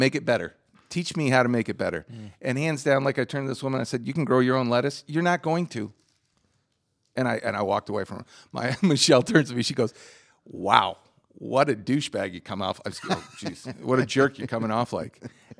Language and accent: English; New Jersey, United States; New Jersey.